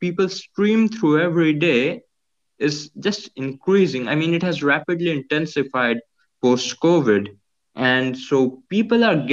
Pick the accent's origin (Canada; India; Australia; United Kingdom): India; Jajpur, Odisha; now in Bhubaneswar, India; I'm in Bhubaneswar. It's the capital of Odisha, which obviously is a state in India. And my childhood has been in an industrial town called Jajpur that's 100 kilometers away